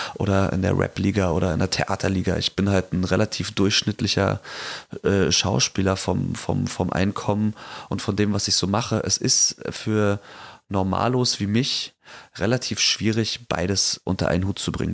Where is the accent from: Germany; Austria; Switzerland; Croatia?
Germany; East Germany; ich bin Ossi